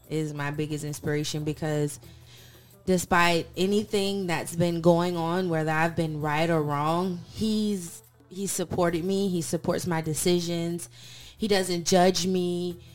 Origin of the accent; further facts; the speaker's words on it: St. Petersburg, Florida, United States; I'm from St. Petersburg, Florida, but I've kind of lived in a couple different states growing up.